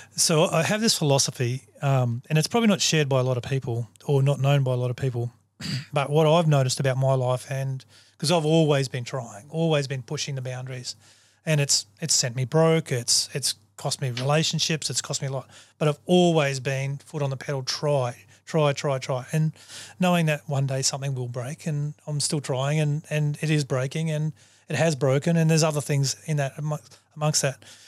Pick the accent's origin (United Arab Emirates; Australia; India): Australia; I'm a human first before I'm a Aussie